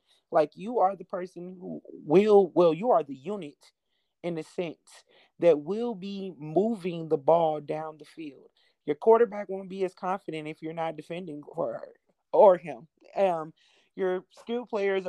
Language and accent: English; St. Louis, Missouri, United States; moved away as an adult; now in Texas, United States; I am originally from St. Louis, Missouri